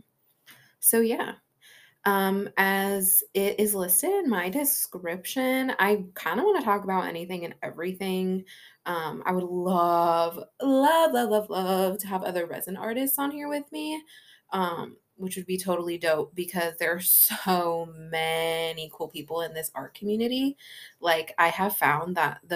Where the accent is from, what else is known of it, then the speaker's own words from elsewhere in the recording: California, United States; now in Washington, United States; I was born and raised in California, but now I'm here in Washington